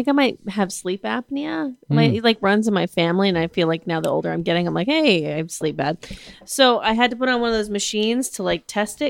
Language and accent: English; Burbank, California, United States; I grew up in Burbank. I'm going to die there.